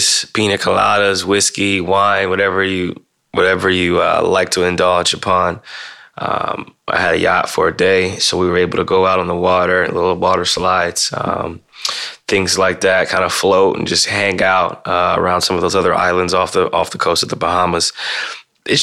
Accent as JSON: {"language": "English", "region": "Midwest", "country": "United States", "tie": "born or raised there", "said": "Growing up in the Midwest"}